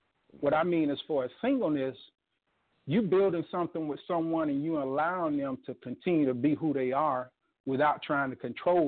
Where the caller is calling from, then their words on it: Gainesville, Florida, United States; calling from Gainesville, Florida.